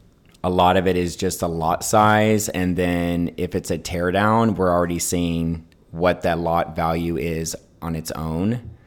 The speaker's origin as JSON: {"language": "English", "town": "Houston", "region": "Texas", "country": "United States", "tie": "born or raised there", "said": "growing up in Houston"}